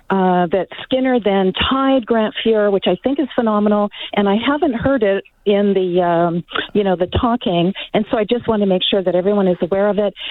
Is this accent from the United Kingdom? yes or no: no; Canada; now in United States; I was born in Canada. I'm an expat. I've been in the U.S. for a while.